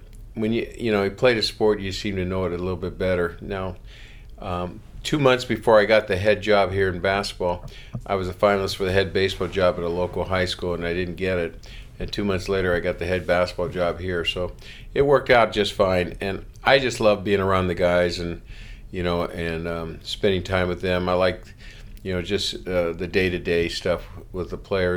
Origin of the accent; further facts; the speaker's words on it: Los Angeles, California, United States; I grew up in Los Angeles